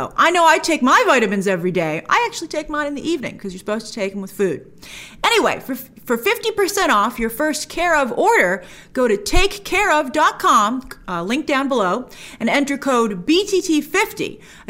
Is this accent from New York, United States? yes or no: yes; New York City, New York, United States; as a New Yorker